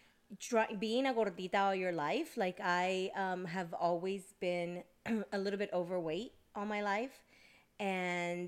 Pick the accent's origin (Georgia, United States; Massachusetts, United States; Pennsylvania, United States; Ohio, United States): Georgia, United States; also born or lived in New Jersey; I was born in Jersey, and I was raised in the South. I was raised here in Georgia since I was a baby, pretty much, since I was one.